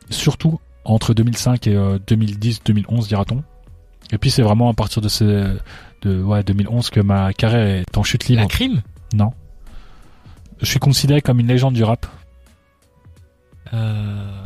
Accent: Paris, Île-de-France, France; Ouais, je suis parisien. J'ai commencé à au vu de la vieille. Hein, je distribuais mes CD dans les rues à Paris.

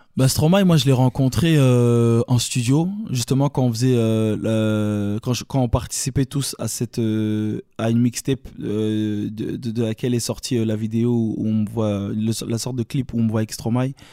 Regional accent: Brussels, Brussels-Capital Region, Belgium; accent: Belgian; je suis bruxellois, tu vois. Je, avec l'accent belge

